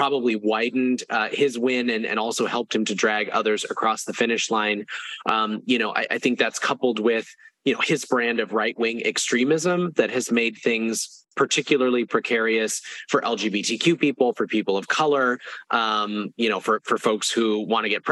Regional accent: Florida, United States; as a Floridian

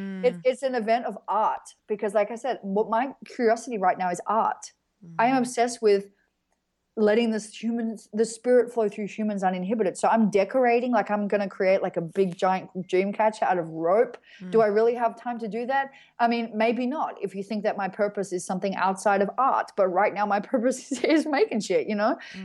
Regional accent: Australia; because I'm Australian

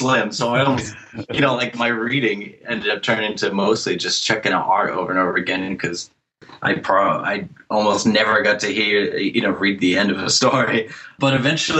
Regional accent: central northern Massachusetts, United States; also born or lived in Boston / Worcester / New York City area; now in north of Boston, United States; I'm from Massachusetts. I've kind of bounced around a little bit. Grew up in central northern Massachusetts, then went to college in Boston

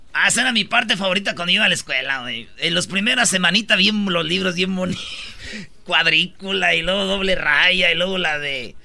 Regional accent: Michoacán, Mexico; yo soy de Michoacán

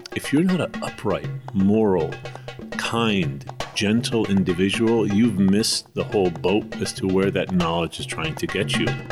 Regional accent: United States; moved away as an adult; also born or lived in Istanbul, Turkey; I grew up in the United States of America

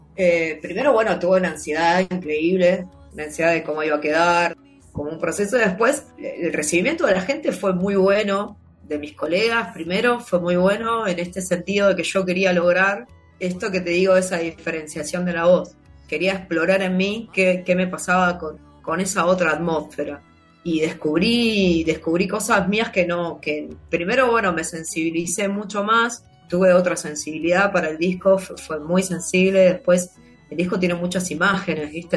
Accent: Buenos Aires Province, Argentina; yo nací en, yo soy, yo soy bonaerense, soy el conurbano bonaerense

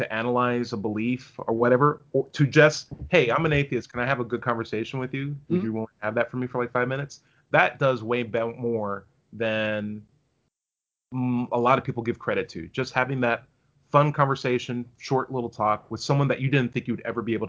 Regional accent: Hawaii, United States; I'm Mormon from Hawaii.

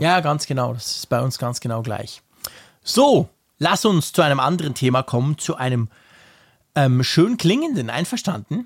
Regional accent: Switzerland; bei uns in der Schweiz

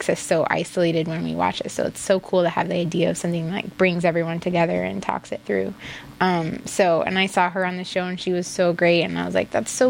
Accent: Iowa, United States; I grew up in Iowa, but ethnically, I'm Norwegian

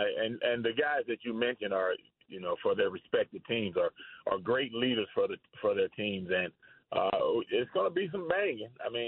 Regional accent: Michigan, United States; now in Miami, United States; growing up in Michigan, it was too many harsh winters.

